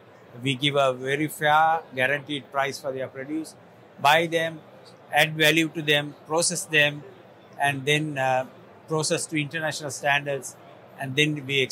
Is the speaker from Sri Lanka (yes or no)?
yes; Sri Lanka; So I'm from Sri Lanka.